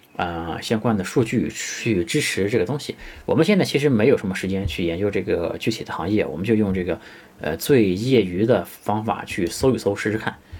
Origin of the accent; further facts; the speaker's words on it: China; 其实 KOL 这个词是我们中国人发明的一个词